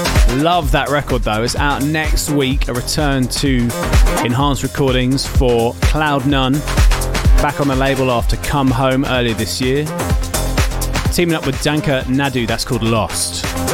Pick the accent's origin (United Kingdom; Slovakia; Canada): United Kingdom; London; I'm personally really looking forward to playing back in my hometown.